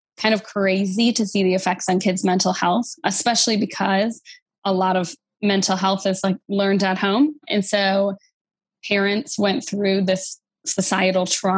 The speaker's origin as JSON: {"language": "English", "region": "Wisconsin", "country": "United States", "moved": "yes", "lives_now": "Louisiana, United States", "said": "I live in Louisiana, but I'm a transplant to here. I'm from Wisconsin originally"}